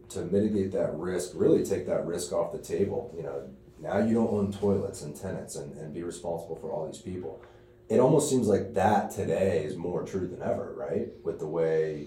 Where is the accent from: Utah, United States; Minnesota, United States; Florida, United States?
Florida, United States; Tampa; growing up in Tampa, I had always had a vision for the city.